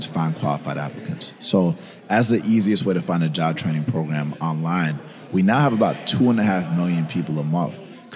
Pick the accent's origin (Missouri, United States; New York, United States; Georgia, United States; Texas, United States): Georgia, United States; Atlanta; first language Spanish; English is a second language; I grew up in Atlanta, Georgia